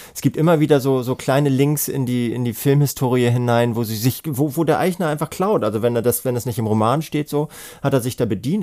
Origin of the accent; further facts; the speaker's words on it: Hamburg, Germany; ich bin ja Hamburger